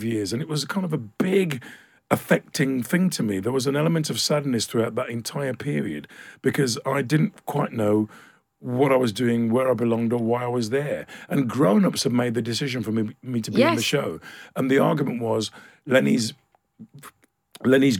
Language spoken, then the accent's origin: English; United Kingdom; me growing up in this country